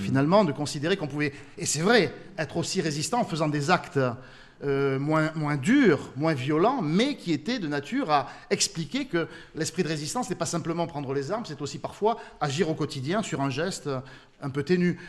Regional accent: France; chez nous en France

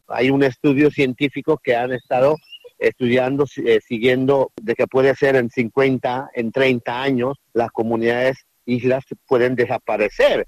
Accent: Guna people, Guna Yala, Panama; históricamente el pueblo cuna, no venimos de, de vino, históricamente no, no, no, no, no somos del mar

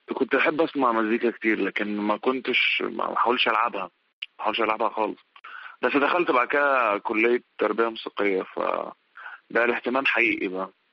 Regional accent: Sohag Governorate, Egypt; احنا كلنا من سوهاج

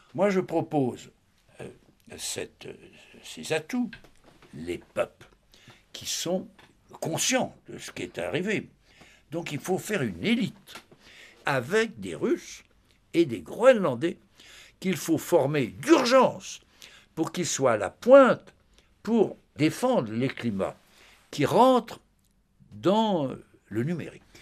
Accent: France; chez nous

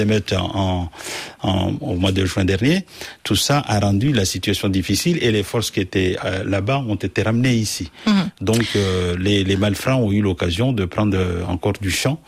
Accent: Mayotte; je suis français parce que es né à Mayotte de trois générations

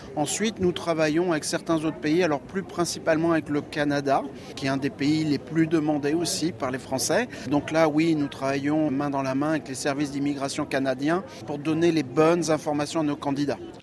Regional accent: France; je suis français.

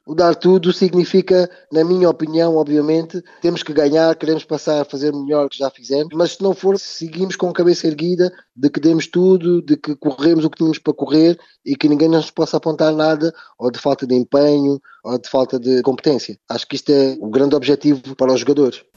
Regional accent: Portugal; Eu, por exemplo, cresci em Portugal

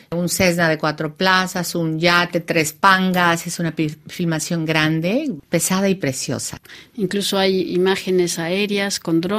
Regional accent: Bahía de Banderas, Mexico; born there; Y utilizando este espacio donde yo nací para hablar de algo que es absolutamente universal

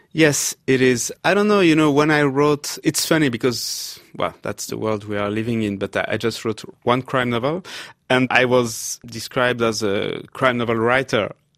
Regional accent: Paris, Île-de-France, France; I had been growing up in Paris in a very leftist environment.

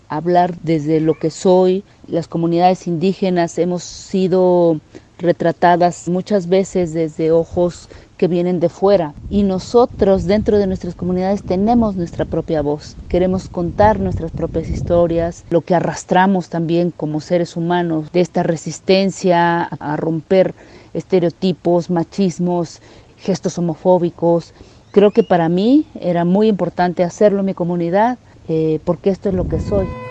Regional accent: Villa Guadalupe Victoria, Oaxaca, Mexico; la comunidad de Villa Guadalupe Victoria, es donde yo nací y donde vivo

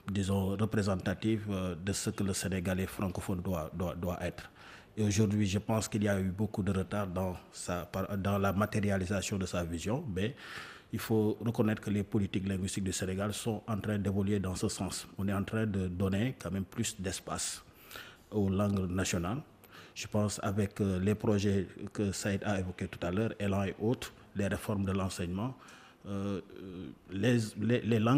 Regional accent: Mauritania; French is a second language; Je suis un Mauritanien quotidien ici.

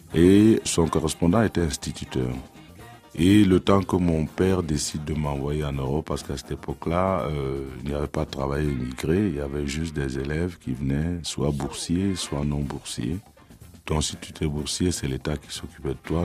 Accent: Cameroon; moved away; also born or lived in Brussels, Belgium; chez nous, dans le Makosa

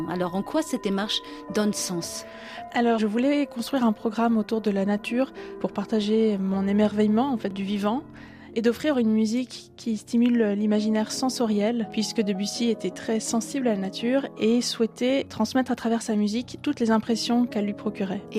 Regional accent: Geneva, Switzerland; Moi, je suis née à Genève, en Suisse, puis j'ai grandi à la frontière française.

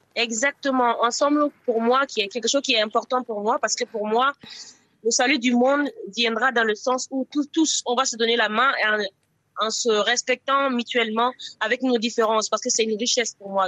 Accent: Burkina Faso; now in France; le Burkina Faso qui est ma, mon pays natal et la France qui est mon pays d'accueil

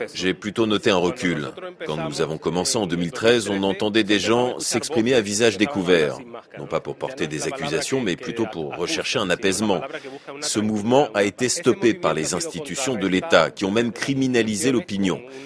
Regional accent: Huelva, Andalusia, Spain; French is a second language; moved away as an adult; now in Peru; Je suis andalou, l'Andalousie est la région qui a eu le plus grand nombre de disparus d'Espagne. Et je suis de Huelva

